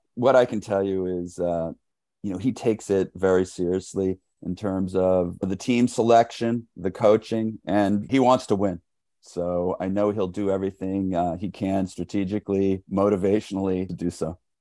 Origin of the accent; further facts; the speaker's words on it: New York City, New York, United States; I grew up in New York City